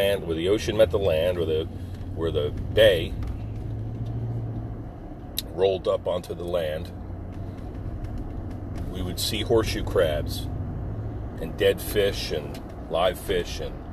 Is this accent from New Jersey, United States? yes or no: yes; Pine Barrens of New Jersey, United States; growing up in the Pine Barrens of New Jersey